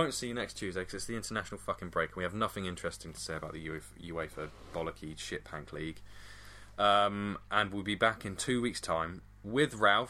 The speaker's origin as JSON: {"language": "English", "region": "England", "country": "United Kingdom"}